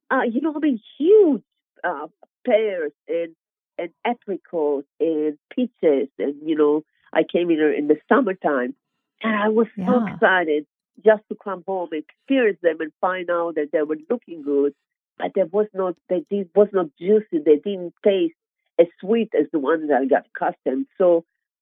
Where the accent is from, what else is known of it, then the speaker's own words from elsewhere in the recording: Israel; English is a second language; moved away as an adult; now in United States; I am originally born and grown in Israel, state of Israel.